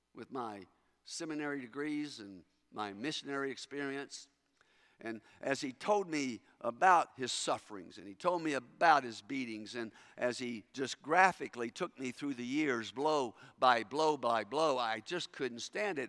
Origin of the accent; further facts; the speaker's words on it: Kentucky, United States; moved away; growing up in Kentucky